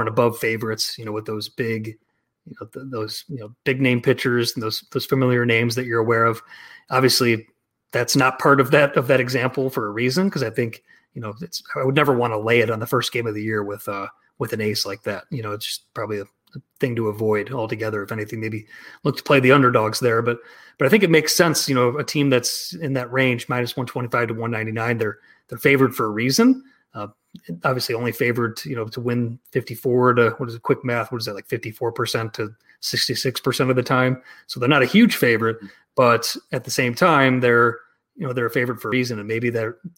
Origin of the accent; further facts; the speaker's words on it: Chicago, Illinois, United States; it's nice seeing the Cubs, my hometown team, with a nice little start